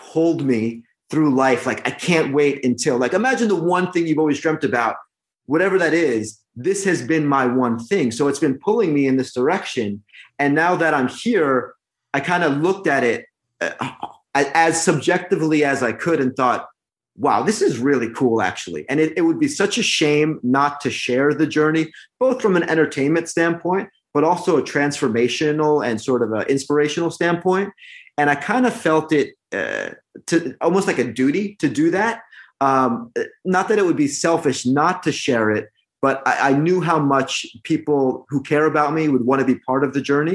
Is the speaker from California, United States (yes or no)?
no; New Jersey, United States; Born and raised in New Jersey